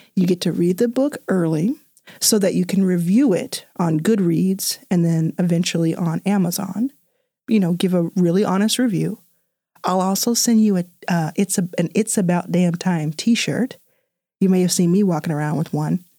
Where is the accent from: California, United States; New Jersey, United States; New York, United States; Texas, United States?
Texas, United States; Dallas; born or raised there; also born or lived in Jackson, Mississippi; now in Los Angeles, United States